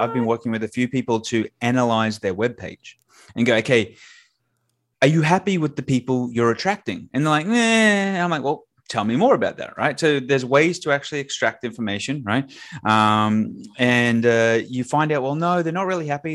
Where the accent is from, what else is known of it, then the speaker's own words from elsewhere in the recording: Australia; I have an accent, so that means I'm from Australia.